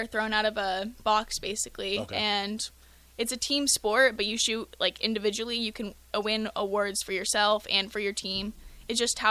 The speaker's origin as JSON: {"language": "English", "town": "Lincoln", "region": "Nebraska", "country": "United States", "tie": "born or raised there", "said": "I grew up in Lincoln"}